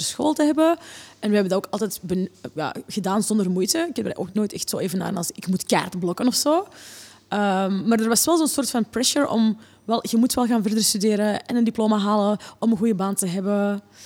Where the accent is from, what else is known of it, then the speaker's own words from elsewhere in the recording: Oostmalle, Flanders, Belgium; moved away as an adult; also born or lived in Borgerhout, Antwerp; now in Antwerp, Belgium; ik kwam uit de Kempen. Ehm, ik woonde, we woonden in Oostmalle. En um, letterlijk, de school was achter onze tuin